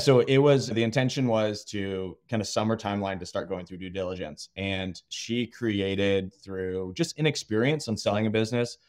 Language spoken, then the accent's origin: English; Austin, Texas, United States; moved away as an adult; also born or lived in Virginia; I'm actually born and raised in Austin